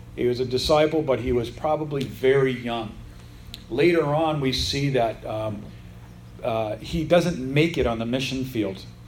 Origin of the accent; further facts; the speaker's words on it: United States; I'm a Gentile, I'm an American, I'm not from that part of Israel